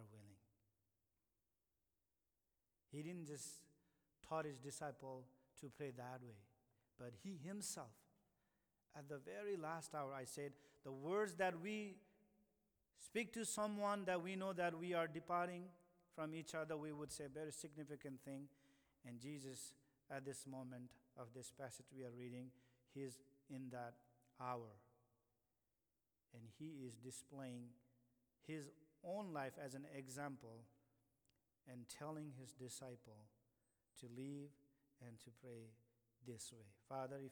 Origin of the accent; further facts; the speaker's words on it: India; now in United States; I'm from India